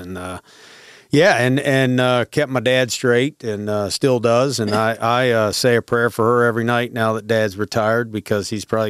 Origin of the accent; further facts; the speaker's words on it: Grantsville, Maryland, United States; Born and raised, Grantsville, Maryland.